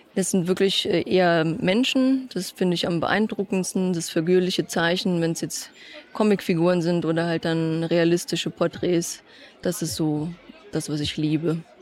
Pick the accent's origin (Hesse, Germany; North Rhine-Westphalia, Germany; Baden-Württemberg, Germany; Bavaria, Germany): Hesse, Germany; Eschborn; Alles, was in Eschborn entstanden ist, ist mein Heimatort.